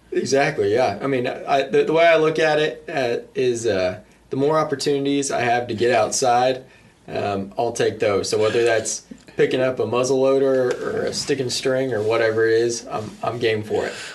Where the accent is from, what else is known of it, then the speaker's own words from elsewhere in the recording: New Mexico, United States; I grew up in New Mexico